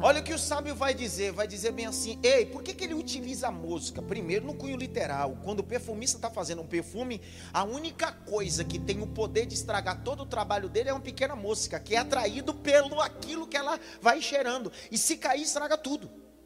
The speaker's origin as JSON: {"language": "Portuguese", "region": "Northeast Region", "country": "Brazil", "said": "Eu sou nordestino e nordestino come as frases"}